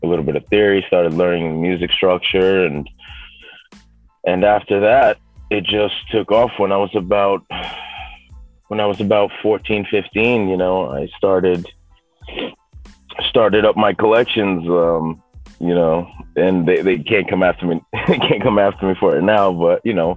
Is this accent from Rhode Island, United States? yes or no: yes; East Providence, Rhode Island, United States; I'm from East Providence, Rhode Island.